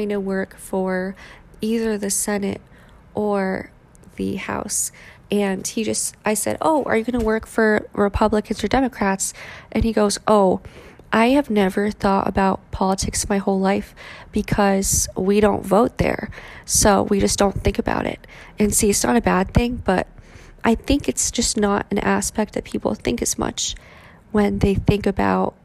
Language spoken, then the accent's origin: English; Cheshire, Connecticut, United States; when I went to school where they spoke English, obviously, Highland School in Cheshire, Connecticut, I stopped speaking Vietnamese as often.